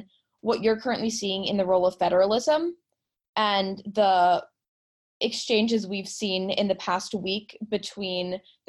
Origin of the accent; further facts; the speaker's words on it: New York City, New York, United States; I am a junior from New York City